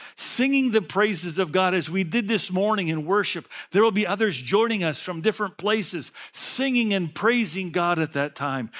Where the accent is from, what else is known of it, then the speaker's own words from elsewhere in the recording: United States; I'm from America.